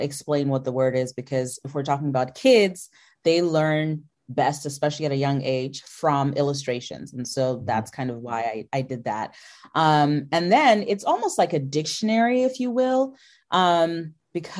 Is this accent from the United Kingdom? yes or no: no; Zimbabwe; now in United States; I'm from Africa and I'm from Zimbabwe